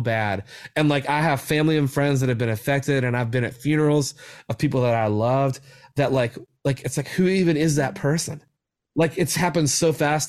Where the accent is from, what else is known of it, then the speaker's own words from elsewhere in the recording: West Virginia, United States; especially my home state, like, I'm so passionate about West Virginia and, like, where I grew up